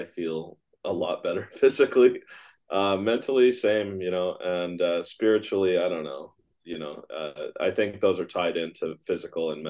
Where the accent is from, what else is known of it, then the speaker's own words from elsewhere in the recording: United States; Just being a kid growing up in America